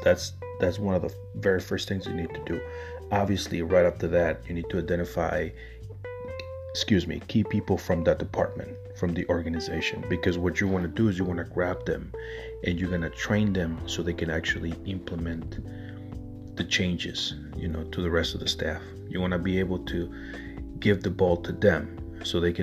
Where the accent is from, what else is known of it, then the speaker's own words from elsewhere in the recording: Chicago, Illinois, United States; Chicago, my hometown